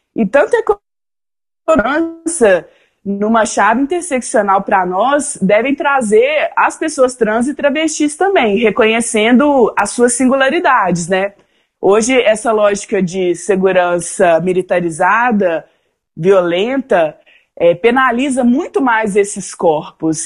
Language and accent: Portuguese; Belo Horizonte, Minas Gerais, Brazil; Eu sou de Belo Horizonte, Minas Gerais, tenho 34 anos